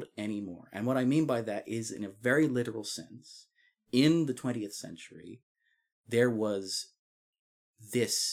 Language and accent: English; Scotland, United Kingdom; as a Scottish person